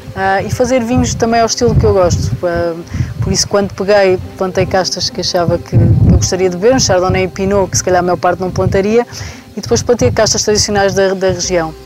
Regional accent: Tejo, Ribatejo, Portugal; also born or lived in Lisbon; now in Douro, Portugal; Eu saí, saí do Tejo muito cedo, fui estudar para Lisboa

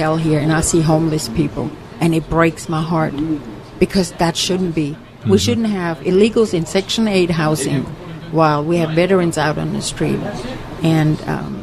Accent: Germany; moved away as an adult; now in United States; I'm from Germany, came over here

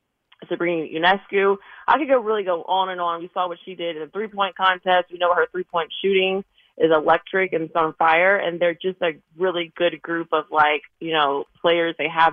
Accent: Tennessee, United States; now in New York, United States; I am a Tennessee gal, but I'm a New Yorker now, so it's all good.

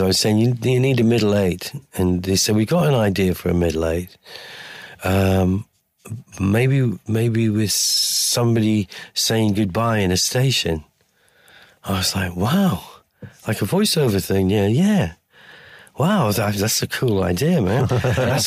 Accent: Durham, North East England, United Kingdom; I'm from Durham

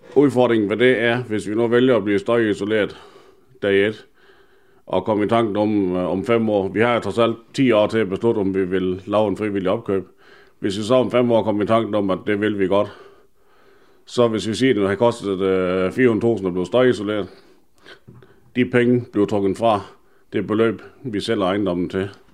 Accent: Denmark; det er mit barndomshjem. Jeg er født og opvokset her

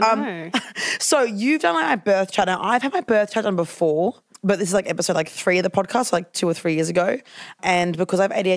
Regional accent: Tugun, Queensland, Australia; I was born in Tugan in Queensland at John Flynn Hospital

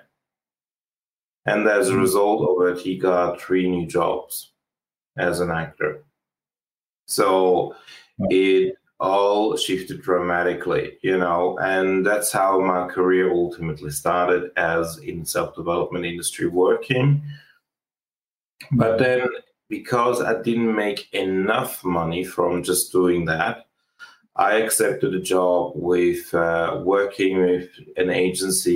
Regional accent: Switzerland; moved away; also born or lived in Australia; I used to live in Switzerland, and I grew up in Switzerland, and I ended up traveling overseas and living in Australia

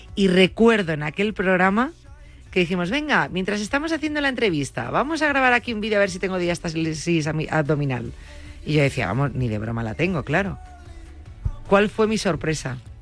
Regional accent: Galicia, Spain; digo como una gallega

